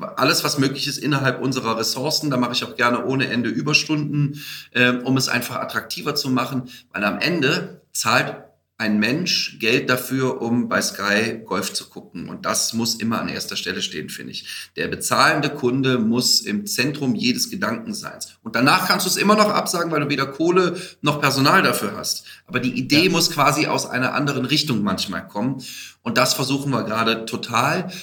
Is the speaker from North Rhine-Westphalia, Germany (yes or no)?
yes; Aachen, North Rhine-Westphalia, Germany; Ich bin Aachener, muss man sagen, also viel Holland und belgischer Einschlag damit drin